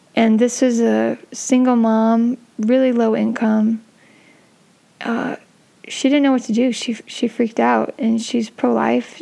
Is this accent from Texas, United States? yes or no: no; San Francisco, California, United States; I grew up in San Francisco